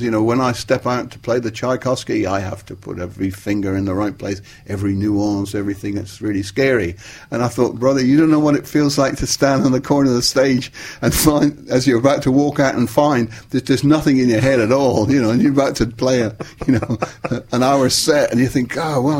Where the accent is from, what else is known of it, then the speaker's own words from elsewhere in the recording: Plymouth, South West England, United Kingdom; Plymouth, my hometown, in the west of England